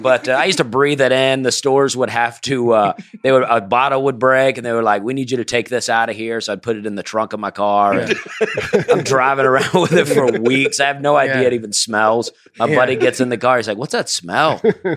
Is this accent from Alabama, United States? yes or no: yes; Alabama, United States; moved away as an adult; also born or lived in South Carolina; I was born in Alabama.